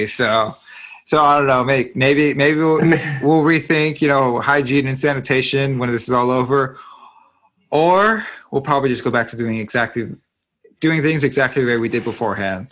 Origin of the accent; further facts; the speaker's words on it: California, United States; now in Texas, United States; I'm originally from California